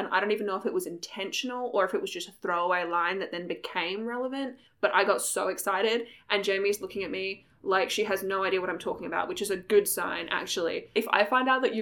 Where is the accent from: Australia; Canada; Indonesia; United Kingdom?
Australia; we come from Australia.